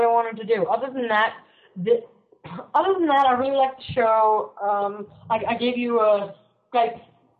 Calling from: Vermont, United States; I'm calling from Vermont.

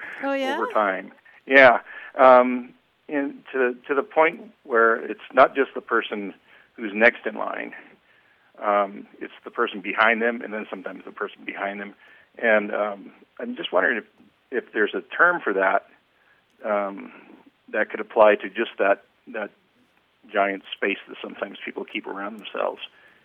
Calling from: Reno, Nevada, United States; I'm calling from Reno, Nevada.

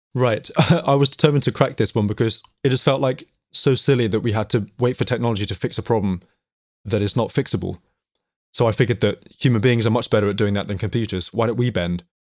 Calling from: London, United Kingdom; I'm calling from North London, calling from my, my lockdown location, my family music room.

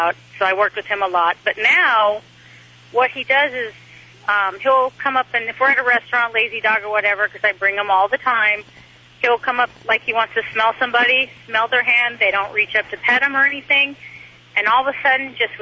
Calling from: Orange, California, United States; I'm calling from Orange, California

